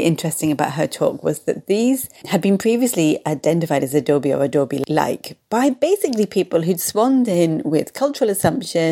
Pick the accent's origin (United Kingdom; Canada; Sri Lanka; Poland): United Kingdom; being a Brit, I say shed.